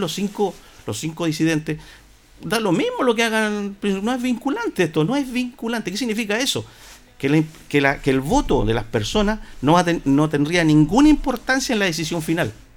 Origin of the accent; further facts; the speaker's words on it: Linares, Maule, Chile; nosotros los linarenses